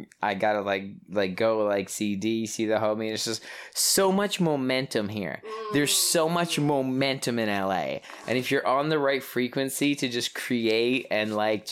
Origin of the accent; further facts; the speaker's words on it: Toronto, Ontario, Canada; I'm from Toronto